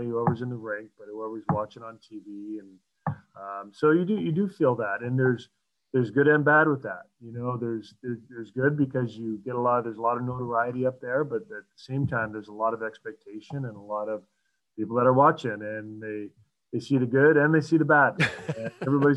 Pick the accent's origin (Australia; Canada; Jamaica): Canada; Ontario; moved away as an adult; I'm a Canadian kid, I'm from Ontario